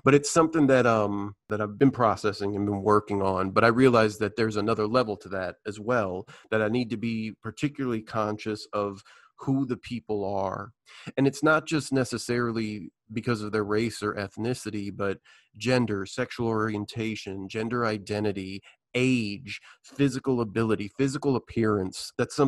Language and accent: English; Midwest, United States; I grew up in the Midwest playing sports